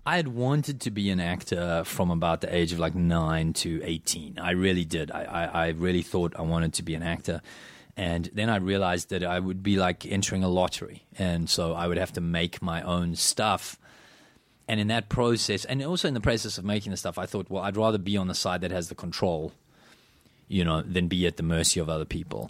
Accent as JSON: {"language": "English", "country": "South Africa", "tie": "born or raised there", "said": "I grew up in South Africa"}